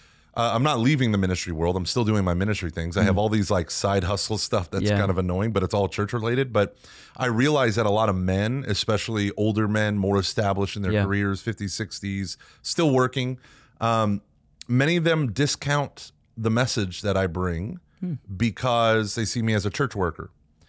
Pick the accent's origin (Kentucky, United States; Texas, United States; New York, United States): Texas, United States; I'm from Texas.